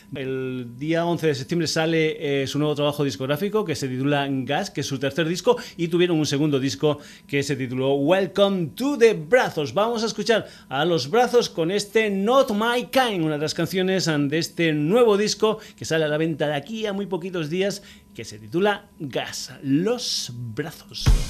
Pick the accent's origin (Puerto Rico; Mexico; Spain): Spain; Burguillos del Cerro, Extremadura; un dicho de mi tierra, de Extremadura. Yo soy de un pueblecito que se llama Burguillos del Cerro